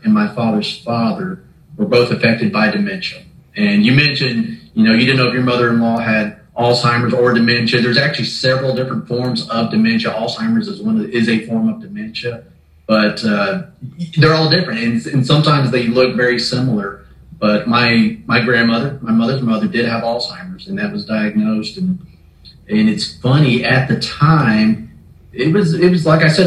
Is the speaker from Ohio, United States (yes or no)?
no; Waco, Texas, United States; I was born and raised here in Waco